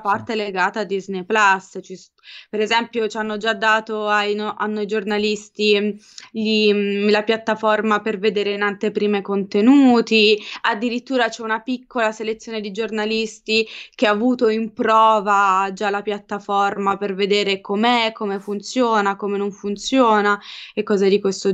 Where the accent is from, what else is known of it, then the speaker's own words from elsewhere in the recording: Apulia, Italy; moved away as an adult; io da pugliese